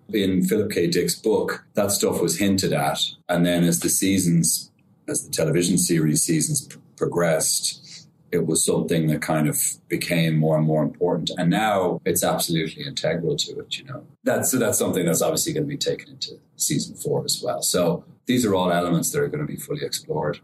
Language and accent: English; Ireland; I'm Irish